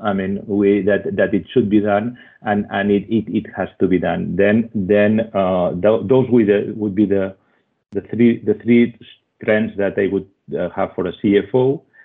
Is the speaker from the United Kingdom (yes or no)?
no; Switzerland; accent: Spanish; English is a second language; also born or lived in Spain; I was born in Spain and uh, grown in uh, in Switzerland